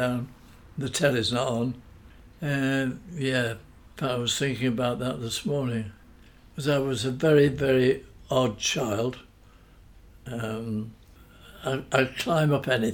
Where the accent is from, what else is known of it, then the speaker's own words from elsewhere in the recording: Manchester, North West England, United Kingdom; also born or lived in Salford; I grew up in Manchester, yes. I was born in Salford